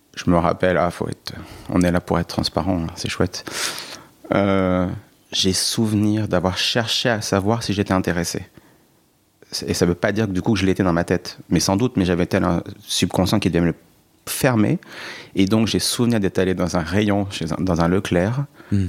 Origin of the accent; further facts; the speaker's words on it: Allier, Bourbonnais, Auvergne-Rhône-Alpes, France; J'ai grandi dans l'Allier, dans le Bourbonnais, frontière et... creusoise, dans une ville de 40 000 habitants.